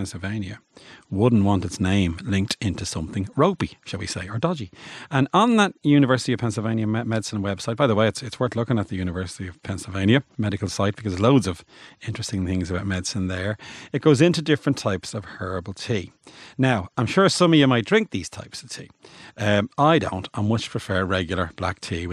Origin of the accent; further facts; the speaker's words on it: Bray, Leinster, Ireland; I'm from Bray